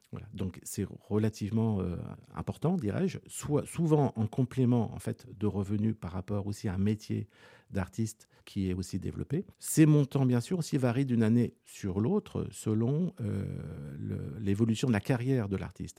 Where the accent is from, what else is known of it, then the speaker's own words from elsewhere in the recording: Rouen, Normandy, France; je suis né sur Rouen, en Normandie